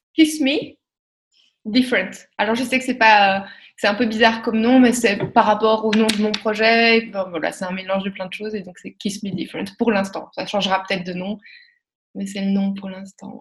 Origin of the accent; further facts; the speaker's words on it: Belgium; accent: Belgian; also born or lived in Spain / Australia / Montreal / France; now in Brussels, Belgium; avec mon petit accent belge